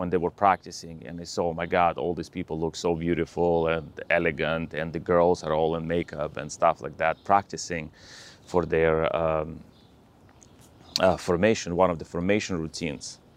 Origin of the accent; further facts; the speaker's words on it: Russia; moved away; I was born in Russia